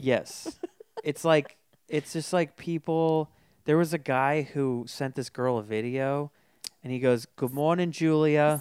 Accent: Folsom, California, United States; I, I grew up in Folsom

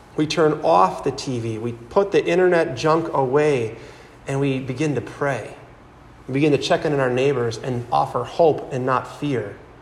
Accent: Howards Grove, Wisconsin, United States; I'm from Howard's Grove, which is in Sheboygan County. I grew up there

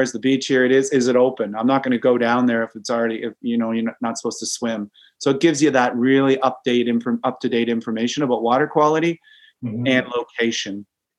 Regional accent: Great Lakes, Canada; Maybe because I grew up in the Great Lakes, I love the ocean.

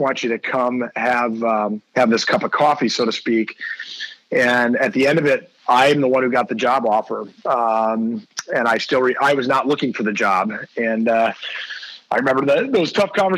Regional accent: Green Bay, Wisconsin, United States; moved away as an adult; also born or lived in Kalamazoo, Michigan; I grew up in Green Bay, Wisconsin

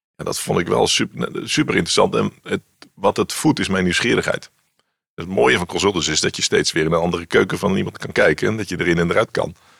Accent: Randstad, Netherlands; moved away as an adult; also born or lived in Wageningen; ik kwam uit de Randstad

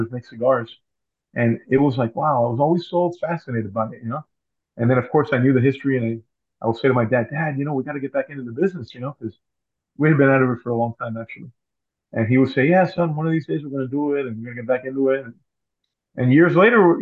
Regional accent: Union City, New Jersey, United States; also born or lived in Tampa Bay Area, Florida; now in Tampa, United States; I was living in Union City, New Jersey, which is my hometown originally

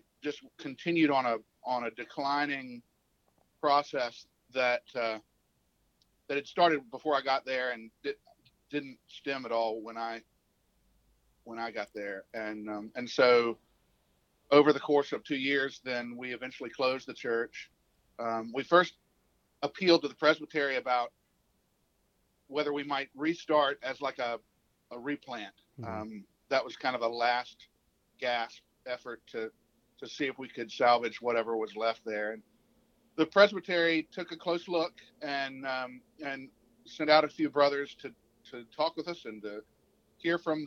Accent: Columbia, South Carolina, United States; moved away as an adult; now in West Tennessee, United States; I'm from Columbia, South Carolina

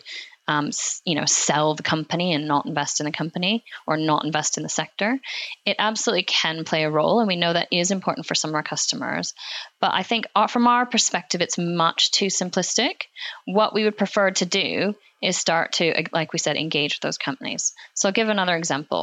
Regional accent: Alberta, Canada; moved away; I grew up actually in Alberta, which is in Canada.

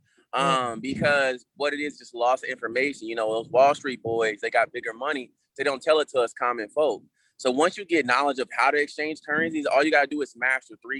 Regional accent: Kansas City, United States; I'm from Kansas City all the way around, man. Raised in one, born in the other

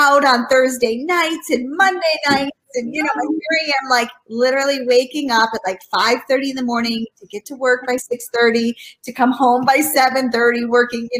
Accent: Michigan, United States; moved away as an adult; also born or lived in Washington, D.C.; I'm from Michigan originally

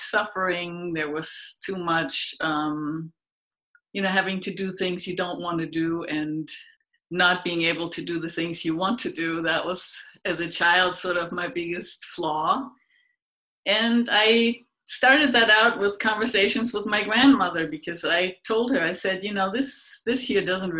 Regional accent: Germany; moved away; I grew up in Germany, way out in the middle of nowhere.

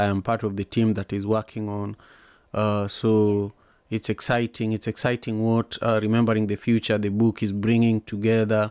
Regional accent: Kenya; I'm a Luo from Kenya

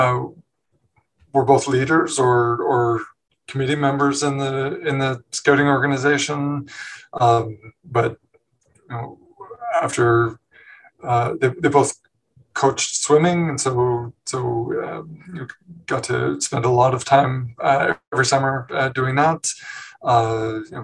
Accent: Newmarket, Ontario, Canada; moved away as an adult; also born or lived in Montreal / Hamilton; I was born in Montreal, but I grew up in a town called Newmarket, just north of Toronto

